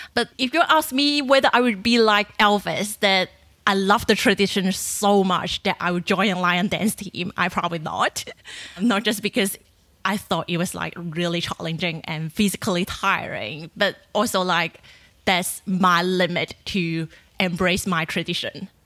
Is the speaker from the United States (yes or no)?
no; China; moved away as an adult; now in Australia; I grew up in China, and when I was a kid, like five years old, I went back to the countryside